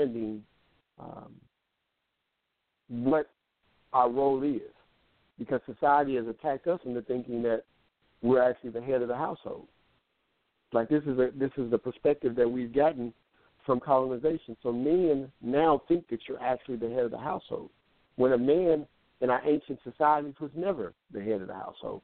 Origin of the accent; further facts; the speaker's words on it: Kansas City, United States; the mindset that I grew up with in Kansas City